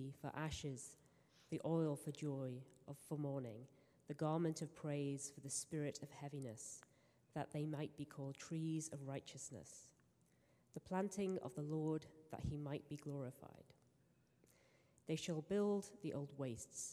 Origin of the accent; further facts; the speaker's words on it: England, United Kingdom; moved away; I am English